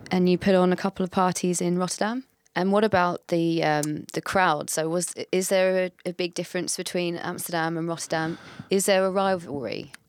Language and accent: English; England, United Kingdom; as an English person